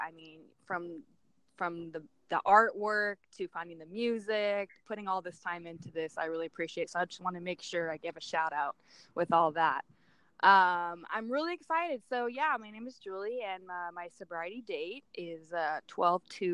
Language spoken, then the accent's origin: English; Camarillo, California, United States; I grew up in Camarillo, California, which is like Southern California. And born and raised